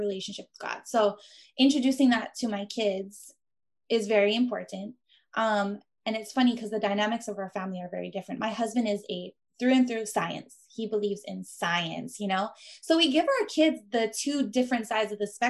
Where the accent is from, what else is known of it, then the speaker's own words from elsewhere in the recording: Big Island of Hawaii, United States; moved away as an adult; my husband and I, because we are from the Big Island of Hawaii.